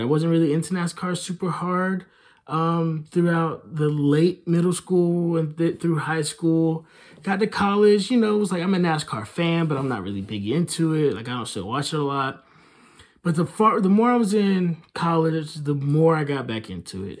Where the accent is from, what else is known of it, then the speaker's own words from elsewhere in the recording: Hickory, North Carolina, United States; Dale Jarrett, who is from my hometown, lives a couple of miles away from me, because in Hickory, everybody lives a couple of miles away from everybody